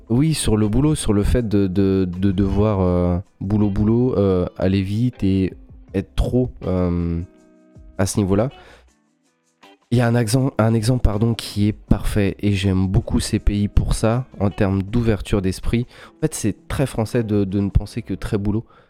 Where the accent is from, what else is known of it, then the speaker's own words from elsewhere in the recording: France; on est Français